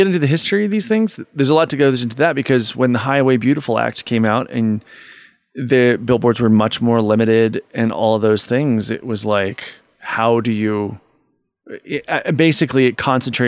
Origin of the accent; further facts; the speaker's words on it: Southeastern Virginia, United States; I'm from Southeastern Virginia